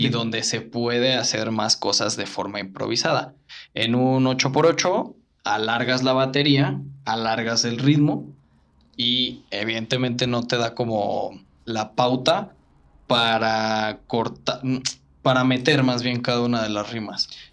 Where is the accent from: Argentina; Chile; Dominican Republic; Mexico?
Mexico